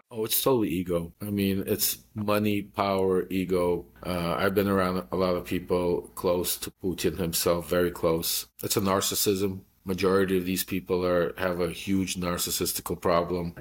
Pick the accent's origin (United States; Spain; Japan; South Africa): United States; also born or lived in Ukraine; I immigrated here when I was three years old, so I'm fully American and grew up here